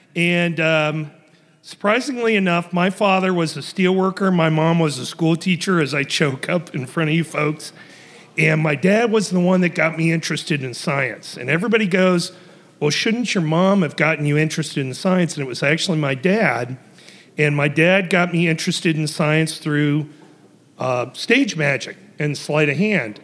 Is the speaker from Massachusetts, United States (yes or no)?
no; Ohio, United States; I was raised in Ohio